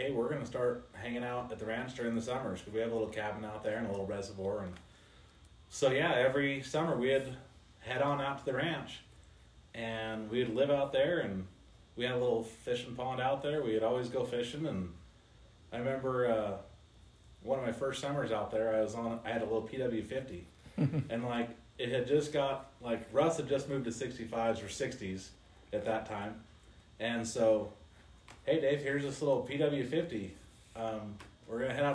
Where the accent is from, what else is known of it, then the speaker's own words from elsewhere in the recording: Las Vegas, Panaca, Nevada, United States; I was born in Las Vegas, and we lived there till 1997. Then we moved to Panaca